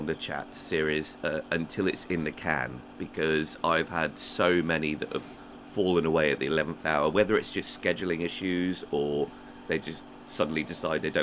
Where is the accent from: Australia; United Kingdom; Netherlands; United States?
United Kingdom; England; I am English.